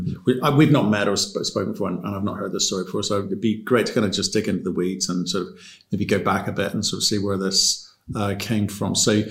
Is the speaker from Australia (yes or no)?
yes; Brisbane, Queensland, Australia; moved away; So that's where I was born. That's my hometown. Long time ago.